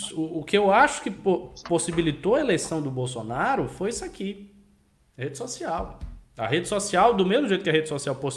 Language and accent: Portuguese; Salvador, Bahia, Brazil; Eu sou baiano, sou de Salvador.